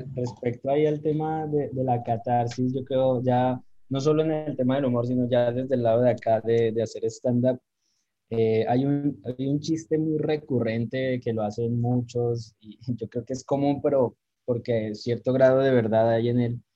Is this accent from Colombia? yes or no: yes; Pasto, Nariño, Colombia; que a uno le pidan chistes siendo pastuso